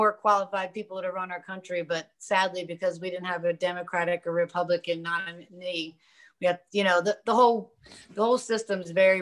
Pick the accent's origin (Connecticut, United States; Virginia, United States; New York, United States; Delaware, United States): Delaware, United States; my home state of Delaware